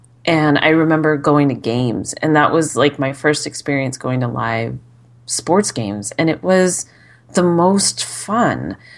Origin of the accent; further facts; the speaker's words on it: Arizona, United States; I was born in Arizona.